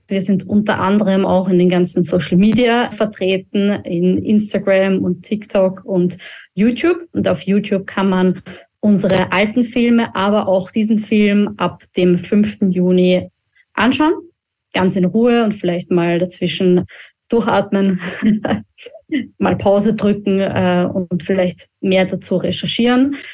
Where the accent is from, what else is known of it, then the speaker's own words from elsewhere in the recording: Austria; uns als Österreicher